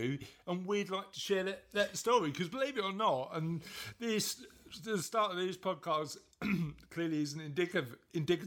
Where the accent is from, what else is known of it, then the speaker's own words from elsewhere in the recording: London, United Kingdom; I was brought up in East London